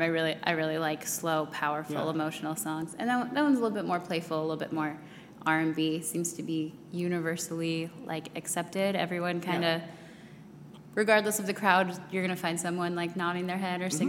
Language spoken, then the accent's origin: English; Colorado, United States; moved away as an adult; now in Washington, D.C., United States; I grew up out in Colorado